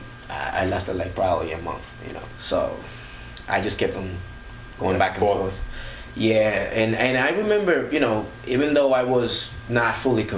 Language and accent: English; New Jersey, United States; I'm from New Jersey